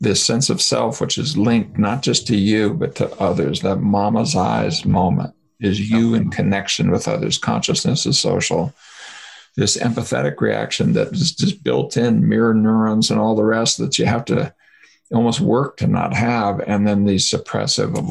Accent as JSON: {"language": "English", "country": "United States", "said": "being American"}